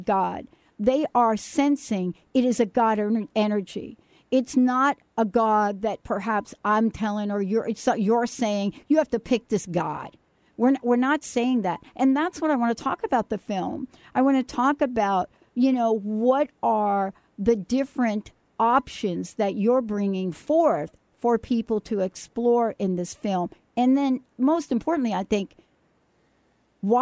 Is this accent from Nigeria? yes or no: no; New York City, New York, United States; moved away; I'm a girl from the Bronx, New York.